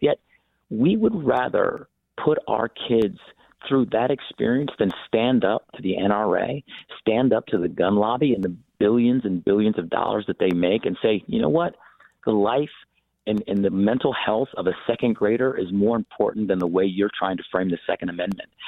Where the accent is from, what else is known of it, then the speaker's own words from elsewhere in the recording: Iowa, United States; now in Michigan, United States; I was born in Iowa